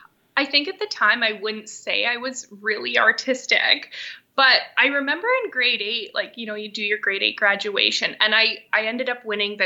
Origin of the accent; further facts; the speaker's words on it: Thunder Bay, Ontario, Canada; I born and raised in Thunder Bay, so I've spent a lot of time outdoors, just going to the beach, out to people's camps, just being outside a lot.